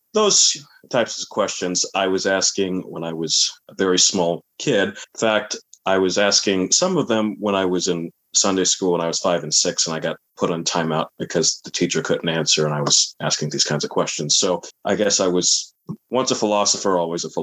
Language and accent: English; Riverside, California, United States; also born or lived in Washington, D.C.; I was born in Washington, D.C., but I was raised in Riverside, California, which is the southern part of California.